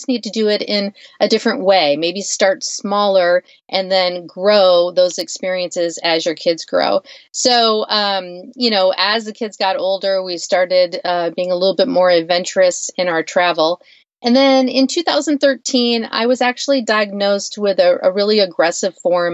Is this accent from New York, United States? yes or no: no; Western Michigan, United States; I grew up in Western Michigan